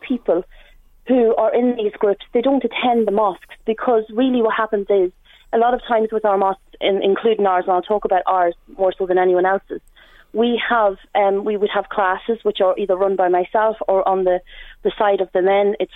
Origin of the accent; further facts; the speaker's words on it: Dundalk, Leinster, Ireland; I'm from Dundalk and I've lived here majority of my life